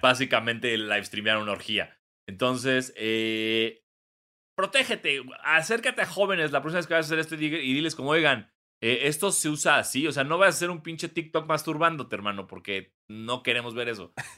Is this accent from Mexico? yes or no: yes; Mexico; como mexicano blanco